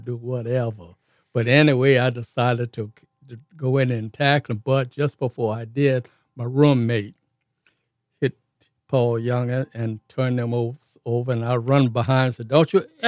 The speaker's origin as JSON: {"language": "English", "town": "New Orleans", "region": "Louisiana", "country": "United States", "tie": "born or raised there", "said": "I was born and raised in New Orleans"}